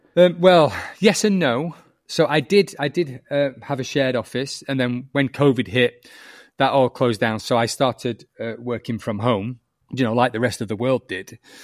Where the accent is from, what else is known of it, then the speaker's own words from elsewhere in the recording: the north of England, United Kingdom; accent: northern; I'm northern. You might notice that from my accent